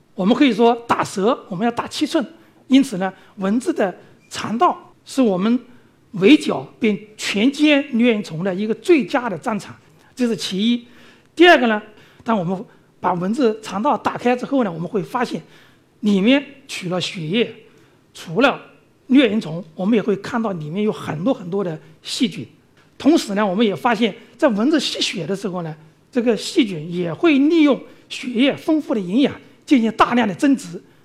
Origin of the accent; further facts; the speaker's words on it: China; 那我们中国人到非洲、到东南亚去旅游、去务工啊等等